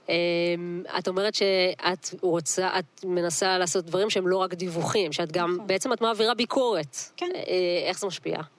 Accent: Kiryat Yam, Haifa District, Israel; נולדתי וגדלתי בקריית ים

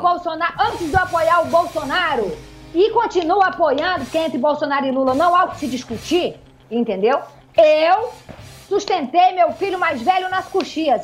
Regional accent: Northeast Region, Brazil; now in Rio de Janeiro, Brazil; eu sou nordestina, sangue quente

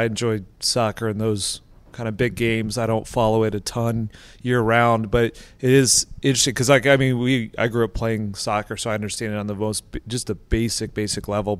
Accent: Columbus, Ohio, United States; moved away; I grew up in around Columbus, Ohio

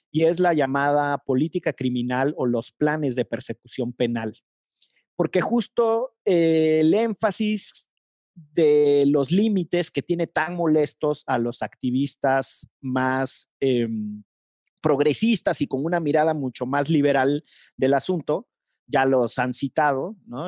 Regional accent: Mexico; como mexicanos

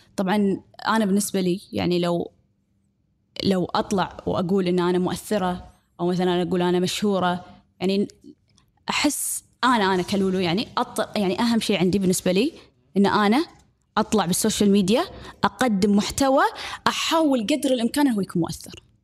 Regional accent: Kuwait; accent: Kuwaiti; نتكلم بالكويتي

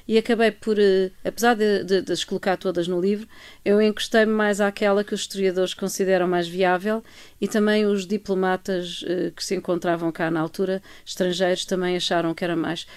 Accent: Estoril, Lisbon, Portugal; passado maioritariamente no Estoril, que é, que é a minha terra

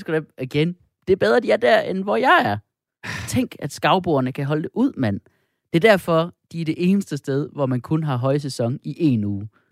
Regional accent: Jutland, Denmark; som du og jeg er fra Jylland

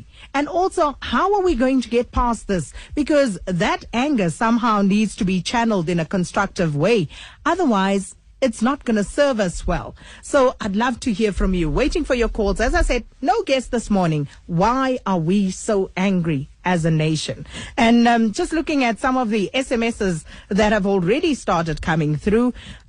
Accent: South Africa; why are we such an angry nation? What makes you so angry as a South African?

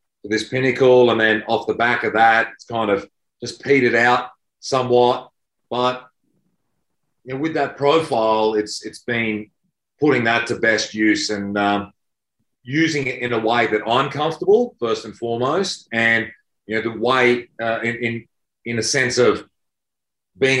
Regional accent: Queensland, Australia; moved away as an adult; also born or lived in New South Wales; I grew up in Queensland.

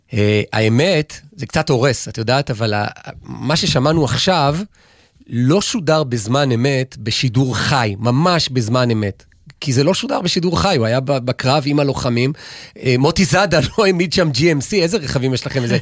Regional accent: Jerusalem, Jerusalem District, Israel; now in Ramat HaSharon, Israel; אני יודע את זה, אגב, כי כירושלמי, אני הייתי מוזמן בעבר לפחות לאולפנים, גם אחרי שאגב שנים כבר גרנו ברמת השרון

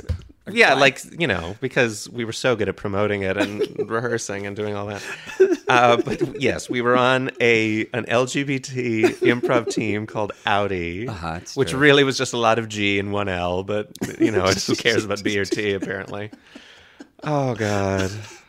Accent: Scranton, Pennsylvania, United States; Scranton, yeah.

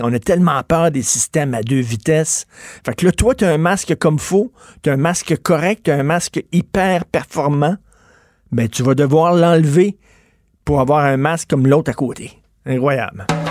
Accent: Canada; on est Canadien

